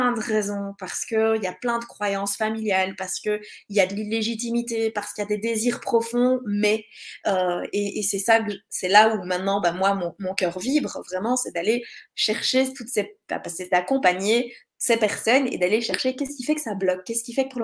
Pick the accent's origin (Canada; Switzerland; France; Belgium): Belgium; je suis belge